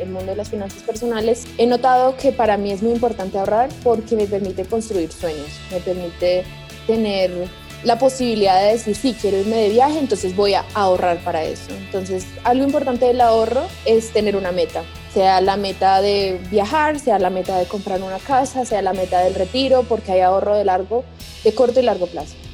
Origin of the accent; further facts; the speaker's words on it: Colombia; yo soy de Colombia